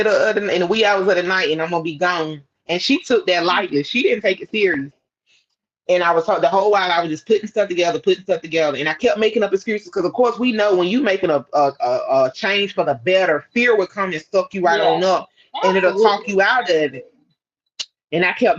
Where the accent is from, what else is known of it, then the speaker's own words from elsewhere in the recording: Scotland Neck, North Carolina, United States; moved away as an adult; now in Raleigh, United States; my hometown Scotlandette